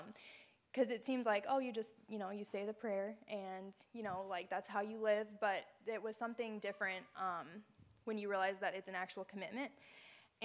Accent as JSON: {"language": "English", "country": "United States", "said": "I am from the Quad Cities area. It's like an hour and a half north of here."}